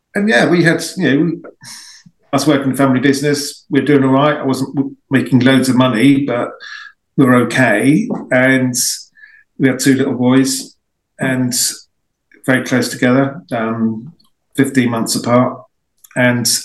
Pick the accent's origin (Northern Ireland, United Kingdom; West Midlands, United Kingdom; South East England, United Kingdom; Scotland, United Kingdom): South East England, United Kingdom; High Wycombe; also born or lived in Marlow; where I grew up in the High Wycombe area